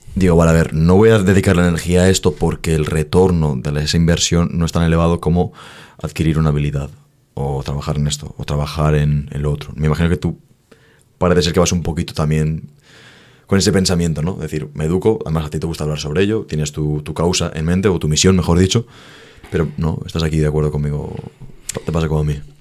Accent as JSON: {"language": "Spanish", "country": "Spain", "said": "en España no nos respetamos"}